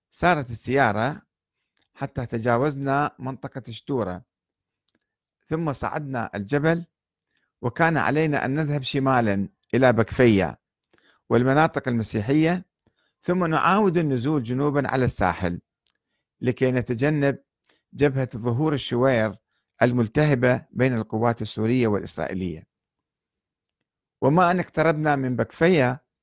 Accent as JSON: {"language": "Arabic", "country": "Iraq", "said": "فقلت له أنا عراقي وأريد الذهاب إلى صيدا في الجنوب"}